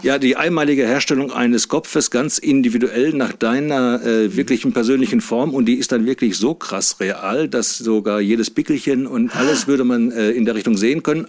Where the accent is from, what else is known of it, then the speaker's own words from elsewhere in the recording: Wernigerode, Saxony-Anhalt, Germany; Ich komme aus Wernigerode, das ist im Harz in Sachsen-Anhalt